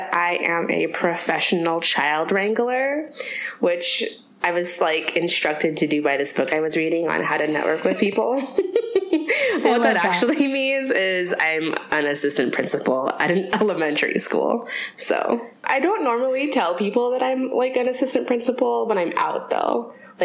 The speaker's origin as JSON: {"language": "English", "region": "Southern California", "country": "United States", "tie": "born or raised there", "also_born_or_lived": "New York", "lives_now": "Bay Area, United States", "said": "I'm originally from Southern California."}